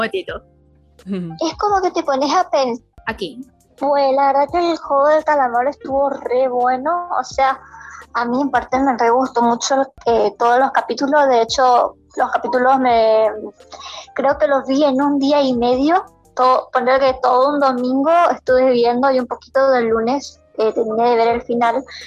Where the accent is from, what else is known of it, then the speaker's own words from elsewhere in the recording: Corrientes, Argentina; tengo 25 años y soy de Corrientes, Argentina